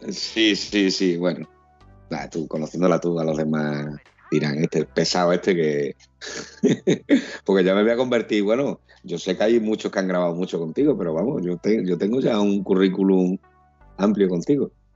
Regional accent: Huelva, Andalusia, Spain; somos de aquí de Huerva, conocemos el recinto colombino

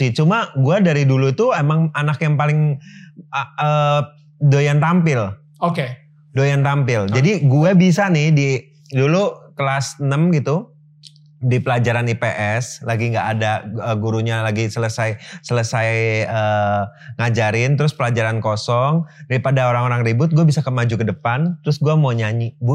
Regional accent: Jakarta, Indonesia; gue lahir di Jakarta

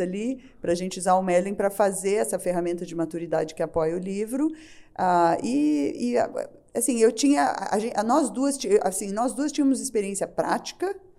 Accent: Brazil; como bom brasileiro

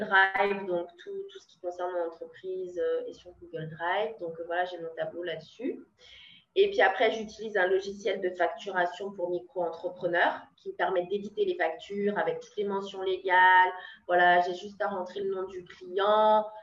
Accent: France; moved away; also born or lived in Brazil; en tant que française

